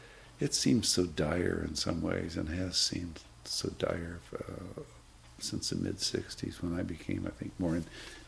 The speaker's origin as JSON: {"language": "English", "town": "Richland", "region": "Washington", "country": "United States", "tie": "born or raised there", "also_born_or_lived": "Indiana", "moved": "yes", "lives_now": "Woodacre, United States", "said": "in 47, 48, we moved from Indiana to Richland, Washington, or Hanford"}